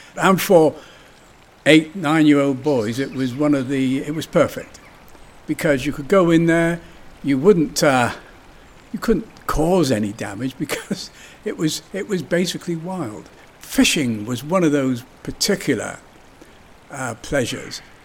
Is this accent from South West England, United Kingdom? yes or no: yes; Yeovil, South West England, United Kingdom; I was born in 1937 in Yeovil, and Nine Springs was very much a part of my growing up